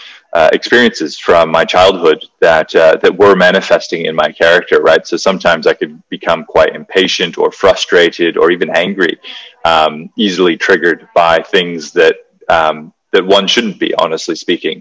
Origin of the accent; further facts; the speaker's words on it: Hawaii, United States; I grew up in Hawaii